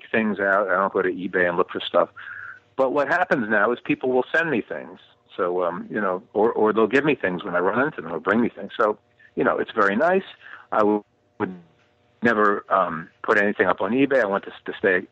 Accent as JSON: {"language": "English", "region": "New York", "country": "United States", "tie": "born or raised there", "moved": "yes", "said": "I grew up in New York. I lived in New York for many years. But my wife and I do not live in New York now"}